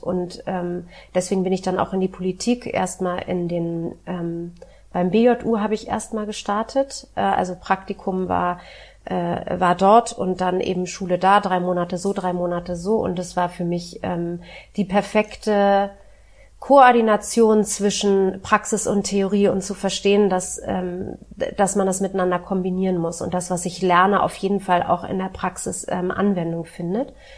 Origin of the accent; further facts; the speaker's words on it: Berlin, Germany; also born or lived in Hamburg; Ich bin in Westberlin groß geworden